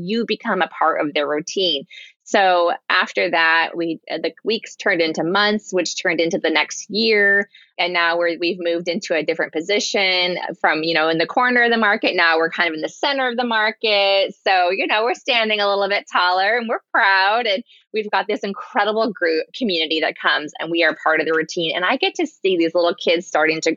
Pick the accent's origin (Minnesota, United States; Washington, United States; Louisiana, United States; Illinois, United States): Washington, United States; Seattle; I grew up in Ballard. This is my community